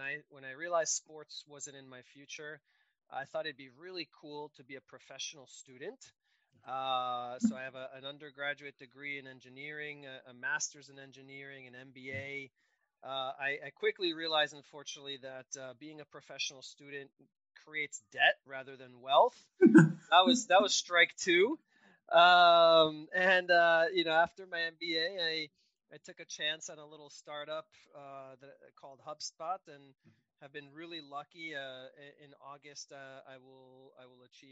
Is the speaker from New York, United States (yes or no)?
yes; New York, United States; I'm a child of immigrants. I was born in New York